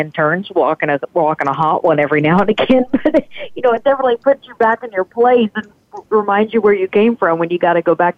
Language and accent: English; Hot Springs, Arkansas, United States; growing up in Hot Springs